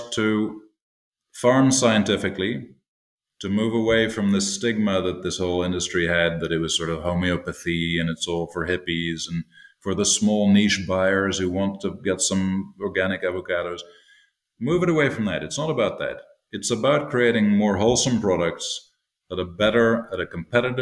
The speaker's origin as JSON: {"language": "English", "town": "Toronto", "region": "Ontario", "country": "Canada", "tie": "born or raised there", "said": "I grew up in Toronto, but we had a place outside where my parents still live in Ontario."}